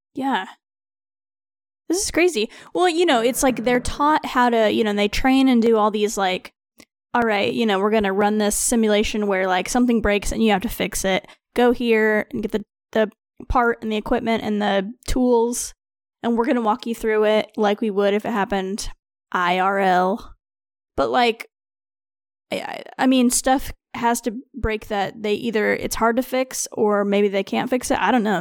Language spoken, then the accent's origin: English; Missouri, United States